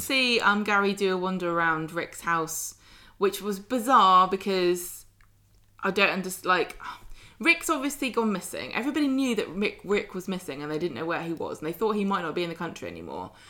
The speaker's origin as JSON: {"language": "English", "country": "United Kingdom", "accent": "southern", "said": "my unfortunate southern accent"}